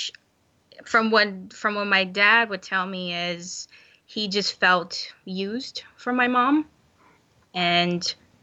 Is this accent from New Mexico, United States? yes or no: no; Florida, United States; I grew up in Florida, born and raised